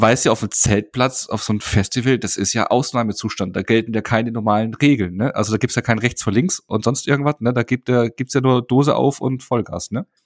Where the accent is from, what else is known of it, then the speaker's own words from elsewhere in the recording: Bavaria, Germany; ich komme ja aus Bayern